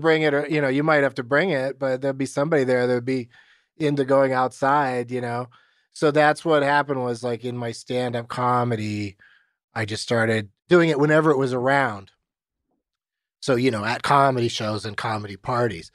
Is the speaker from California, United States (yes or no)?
yes; San Diego, California, United States; Growing up in San Diego, of all places